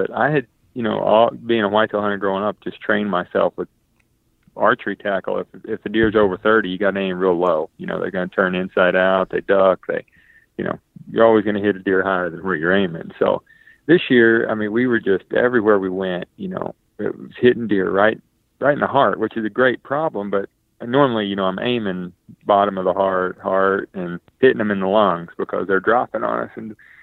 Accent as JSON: {"language": "English", "region": "North Carolina", "country": "United States", "tie": "born or raised there", "said": "growing up in North Carolina"}